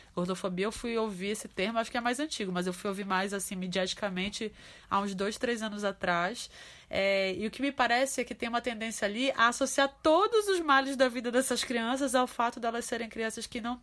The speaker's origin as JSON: {"language": "Portuguese", "region": "Pará", "country": "Brazil", "said": "a gente no Pará né, na minha terra tem a, a maniçoba"}